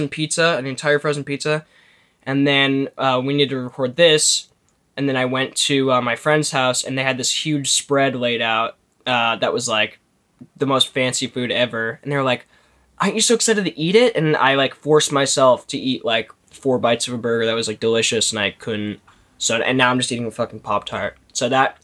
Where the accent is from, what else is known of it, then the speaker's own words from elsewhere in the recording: Canada; I'm in Vancouver right now. Billy's in Toronto. So we're two Canadian boys